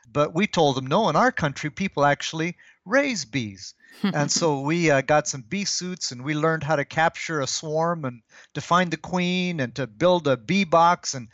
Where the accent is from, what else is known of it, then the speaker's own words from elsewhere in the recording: DR Congo; My parents were missionaries. So I arrived in Congo when I was uh, one years old. Hmm. This was before the country had gotten its independence, back when it was still Belgian Congo.